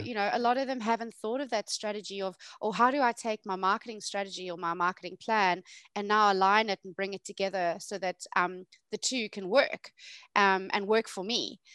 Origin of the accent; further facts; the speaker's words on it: South Africa; moved away; I'm originally South African